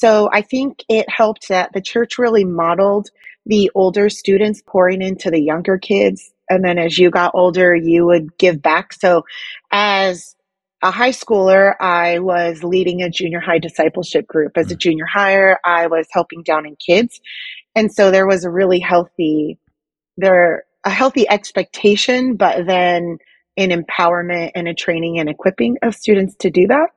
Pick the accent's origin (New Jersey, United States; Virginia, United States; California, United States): California, United States; Hayward; also born or lived in Manteca, California; We moved in middle school to a safer city after I grew up in Hayward, California, after we had a drive-by shooting on our street